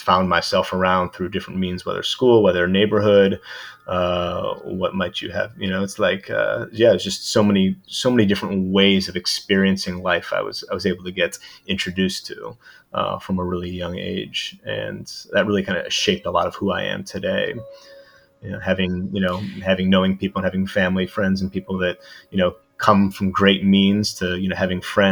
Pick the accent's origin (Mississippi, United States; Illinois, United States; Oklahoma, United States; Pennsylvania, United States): Illinois, United States; Chicago; moved away as an adult; now in Venice, California, United States; I was born and raised in Chicago